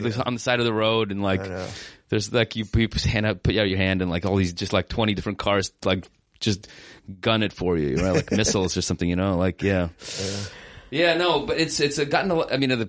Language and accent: English; United States; I was kind of from America or that I grew up there.